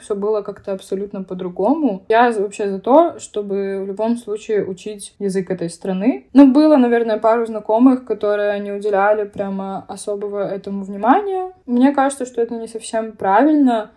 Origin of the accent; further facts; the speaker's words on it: Belarus; moved away as an adult; also born or lived in Poznań, Poland; now in Poland; при этом знаю белорусский, но не говорю на нем, хотя я из Беларуси